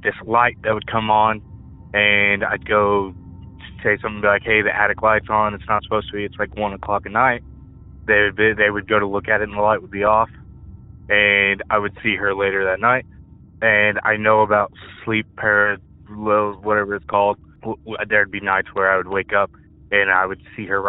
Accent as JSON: {"language": "English", "town": "Joplin", "region": "Missouri", "country": "United States", "said": "I'm from Joplin, Missouri"}